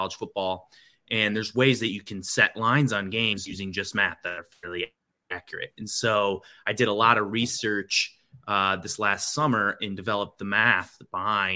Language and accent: English; Lowell, Michigan, United States; also born or lived in Grand Rapids, Michigan; I grew up just outside of Grand Rapids in Lowell